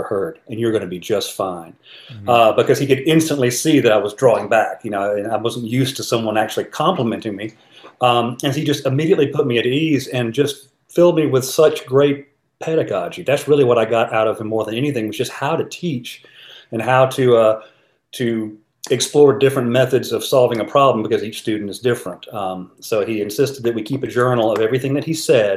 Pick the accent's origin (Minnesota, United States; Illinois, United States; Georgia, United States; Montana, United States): Georgia, United States; Conyers; also born or lived in East Point, Georgia / Decatur / Chattanooga, Tennessee / Boston; I was pretty much born and raised from kindergarten through high school in Conyers